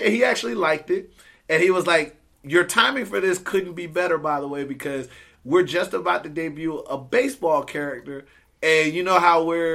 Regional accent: Augusta, Georgia, United States; moved away as an adult; now in United Kingdom; I'm also from, they call it the Soul City, Augusta, Georgia

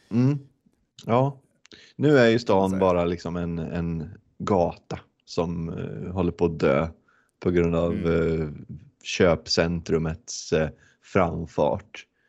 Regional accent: Västerås, Västmanland, Sweden; moved away as an adult; now in Gothenburg, Sweden; jag kommer, jag kommer från Västerås också från början. Men jag har bott i Göteborg sedan 2017

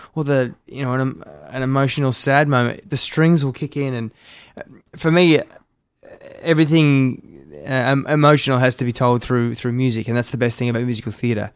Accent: Melbourne, Victoria, Australia; moved away as an adult; also born or lived in Sydney; now in Gold Coast, Australia; I grew up in Melbourne

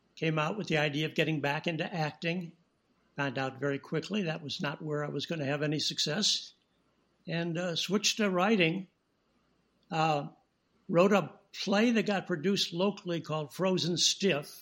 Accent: St. Louis, Missouri, United States; moved away as an adult; also born or lived in Rapid City, South Dakota; now in Los Angeles, United States; I started working as a child actor in St. Louis, my hometown

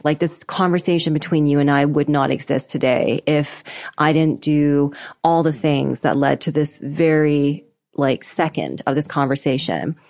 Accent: Vancouver, British Columbia, Canada; moved away; I'm Canadian. I grew up in Vancouver, British

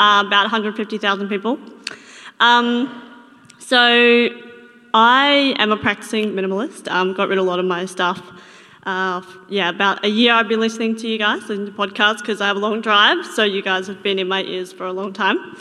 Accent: Toowoomba, Queensland, Australia; I'm from Toowoomba

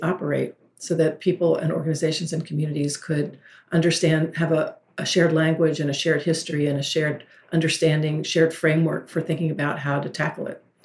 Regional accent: the South, United States; I'm from the South

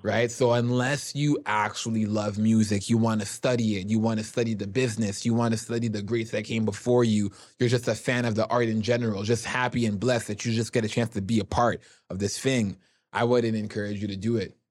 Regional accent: Toronto, Ontario, Canada; Growing up in Jane and Finch, my mom kept me locked in the house

